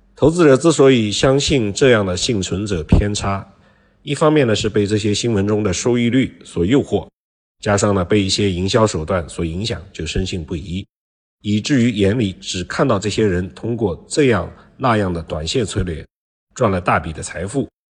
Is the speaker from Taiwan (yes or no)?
no; China; 我们中国人